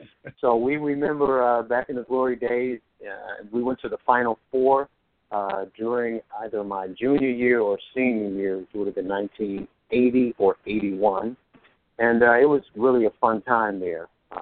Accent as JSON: {"language": "English", "town": "Chicago", "region": "Illinois", "country": "United States", "tie": "born or raised there", "said": "I grew up in Merrynook over on East 87th Street, 87th and Kimbark. And that's where I came up, on the south side."}